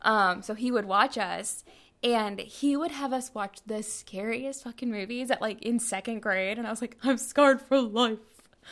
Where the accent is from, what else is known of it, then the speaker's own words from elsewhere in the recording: Nevada, United States; I'm from Nevada. What do you want from me?